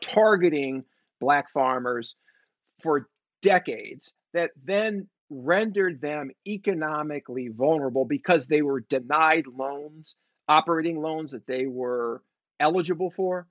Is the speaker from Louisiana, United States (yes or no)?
no; San Francisco, California, United States; I grew up in San Francisco. I was born in 1965.